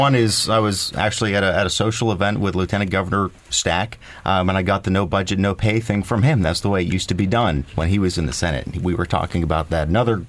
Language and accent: English; Lancaster County, Pennsylvania, United States; We're Republicans from Lancaster County.